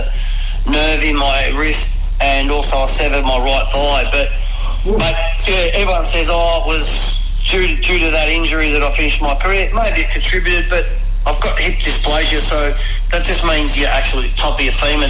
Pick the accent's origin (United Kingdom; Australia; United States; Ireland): Australia; Shepparton, Victoria; I grew up in Shepparton